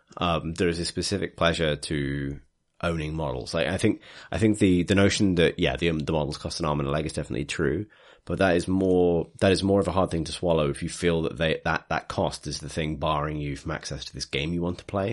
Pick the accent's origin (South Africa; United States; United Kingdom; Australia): United Kingdom; Liverpool, North West England; moved away; I'm from Liverpool